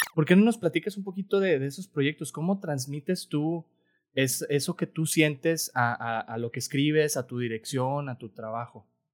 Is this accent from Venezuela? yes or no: no; Mexico; nosotros como mexicanos